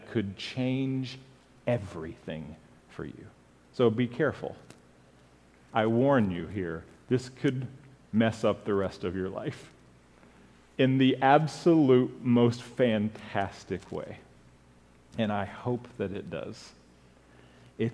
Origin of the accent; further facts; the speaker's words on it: Japan; moved away; Growing up in Japan